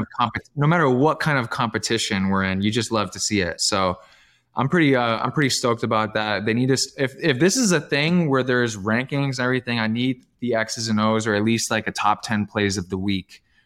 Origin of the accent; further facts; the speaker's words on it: Canada; I'm Canadian